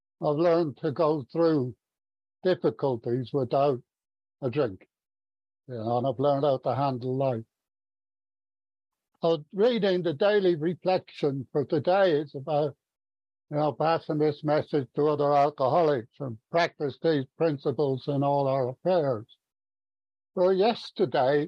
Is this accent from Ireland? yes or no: yes; Ireland; now in Stevenage, United Kingdom; I was brought up in Ireland. Irish Catholic.